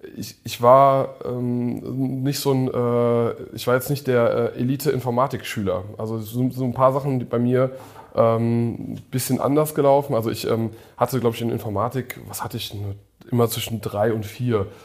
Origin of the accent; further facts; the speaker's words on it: Koblenz, Rhineland-Palatinate, Germany; first language English; German is a second language; bei uns in Koblenz